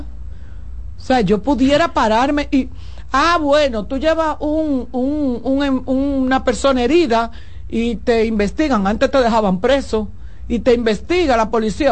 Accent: Santo Domingo, Distrito Nacional, Dominican Republic; en el ensanche Luperón, donde yo nací y me crié

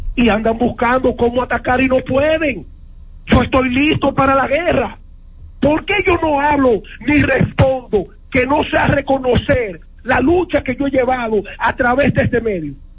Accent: La Vega, Dominican Republic; moved away as an adult; now in United States; ese deporte vegano con el que nosotros nacimos

